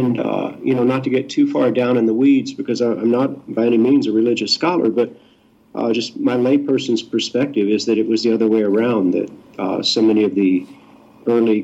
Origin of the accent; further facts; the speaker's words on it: Houston, Texas, United States; moved away as an adult; also born or lived in Mississippi / Utah; I grew up in the Bible Belt in Texas